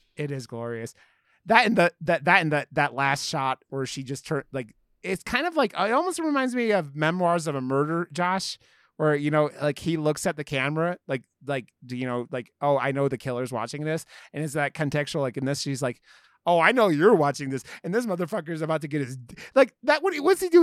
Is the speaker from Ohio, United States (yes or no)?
yes; Ohio, United States; I grew up in Ohio, so I wasn't, like, the South